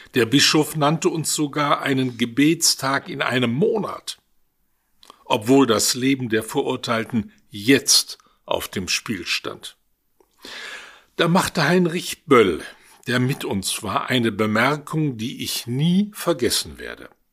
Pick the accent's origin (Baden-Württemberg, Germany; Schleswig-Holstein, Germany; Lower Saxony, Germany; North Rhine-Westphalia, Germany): North Rhine-Westphalia, Germany; Duisburg; Ich stamme aus der Stadt Duisburg, komme also mitten aus dem Ruhrgebiet